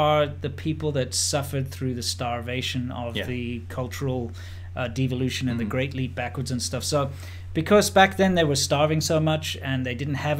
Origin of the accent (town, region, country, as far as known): South Africa; now in China